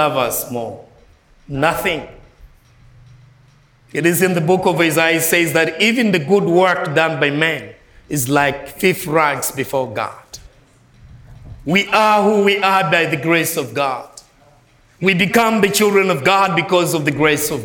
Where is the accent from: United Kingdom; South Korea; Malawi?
Malawi; I'm not from United States. I'm from Malawi.